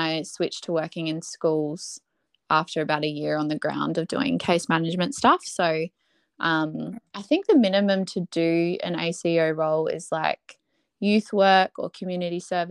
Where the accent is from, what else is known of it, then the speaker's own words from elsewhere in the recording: Adelaide, South Australia, Australia; I was born in Adelaide, here in Salisbury